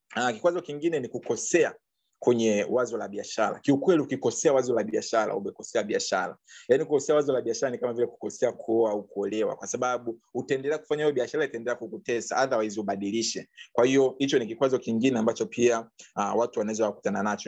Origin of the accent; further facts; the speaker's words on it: Bukoba, Kagera, Tanzania; now in Dar es Salaam, Tanzania; kule kwetu labda uh, uh, Bukoba